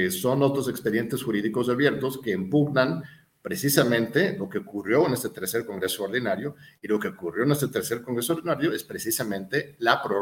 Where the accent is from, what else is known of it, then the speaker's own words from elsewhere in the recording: Mexico; Yo soy más mexicano que el mole, tú lo sabes, estimado Julio